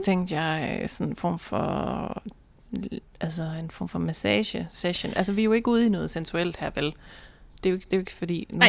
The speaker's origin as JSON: {"language": "Danish", "area": "North Jutland", "region": "North Denmark Region", "country": "Denmark", "moved": "yes", "said": "jeg har jo været hjemme i Nordjylland med min kæreste mange gange"}